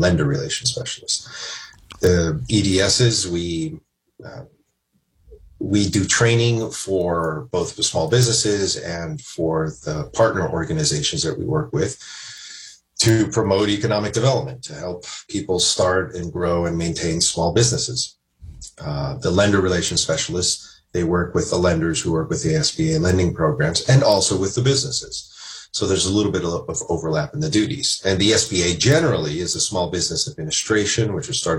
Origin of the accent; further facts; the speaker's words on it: Southern California, United States; now in Washington, D.C., United States; I'm originally from Southern California